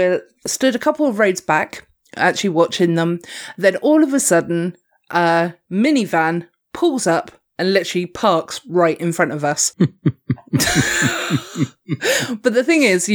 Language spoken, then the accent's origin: English; Dorset, South West England, United Kingdom; I am from Dorset